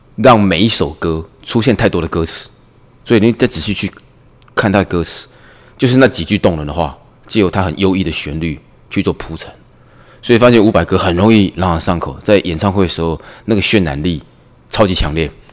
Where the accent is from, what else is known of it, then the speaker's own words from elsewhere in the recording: Taiwan; 我们台湾人